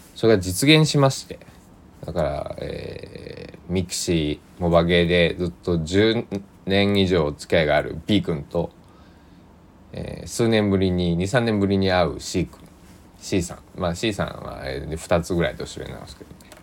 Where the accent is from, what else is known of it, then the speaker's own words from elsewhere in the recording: Kochi, Japan; 僕の地元高知県佐木市